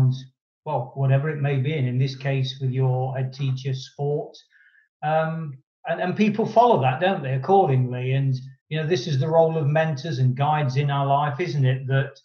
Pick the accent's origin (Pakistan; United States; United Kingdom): United Kingdom; Nottingham, East Midlands; my hometown in Nottingham